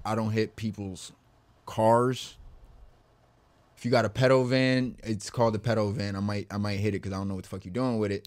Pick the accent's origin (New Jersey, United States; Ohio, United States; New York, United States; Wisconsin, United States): New Jersey, United States; Camden; moved away; also born or lived in Perth Amboy, New Jersey; I was born in Camden